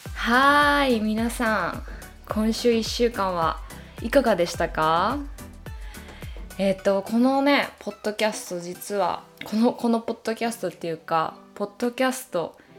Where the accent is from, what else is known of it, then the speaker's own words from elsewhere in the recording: Japan; moved away as an adult; now in United States; 自分がこう生まれ育った国